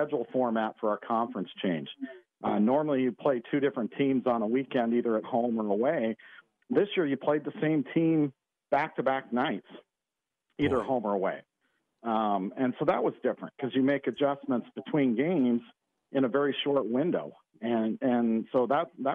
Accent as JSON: {"language": "English", "region": "Western Montana", "country": "United States", "tie": "born or raised there", "also_born_or_lived": "North Dakota", "moved": "yes", "lives_now": "San Diego, United States", "said": "I grew up in Western Montana"}